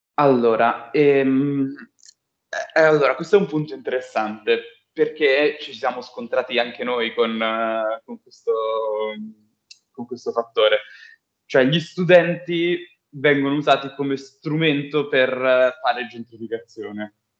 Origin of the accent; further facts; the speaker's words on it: Bologna, Emilia-Romagna, Italy; now in Milan, Italy; anch'io, tra l'altro, sono di Bologna, venuto a Milano